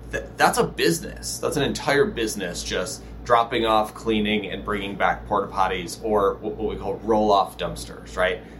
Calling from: Los Angeles, California, United States; Uh, Los Angeles, California.

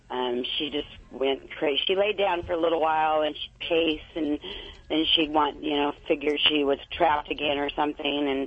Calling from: Huntington Beach, California, United States; I'm in Huntington Beach.

